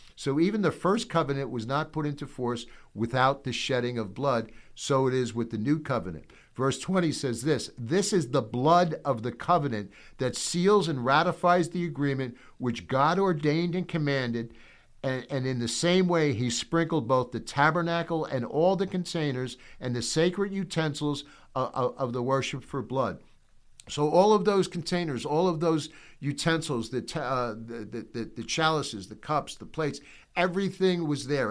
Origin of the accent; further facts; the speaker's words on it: United States; I'm an American